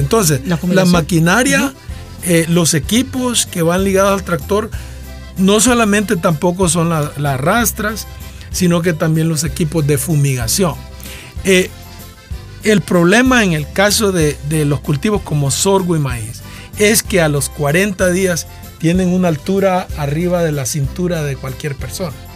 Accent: Nacaome, Valle, Honduras; yo soy de Nacaome

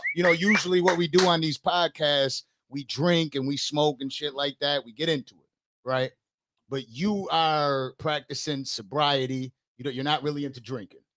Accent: Buffalo, New York, United States; I'm from Western New York and Buffalo

